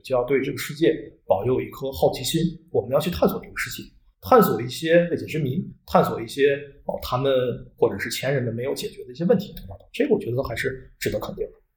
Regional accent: China; 咱们是中国的孩子，是有着咱们中国自己特定的一个相对更加特殊的这样一个成长环境

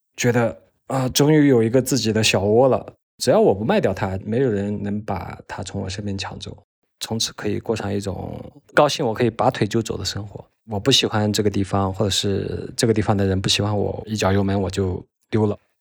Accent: Hunan, China; moved away; also born or lived in Dali; 我来自湖南，今年将近四十了吧

